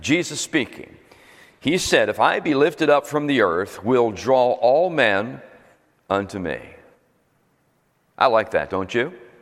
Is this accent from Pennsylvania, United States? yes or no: yes; Philadelphia, Pennsylvania, United States; moved away as an adult; also born or lived in Bradenton, Florida / Sarasota, Florida; now in New Jersey, United States; Was born in Philadelphia 25 years ago, and a couple years ago, and then pastored there, grew up and pastored there for 25 years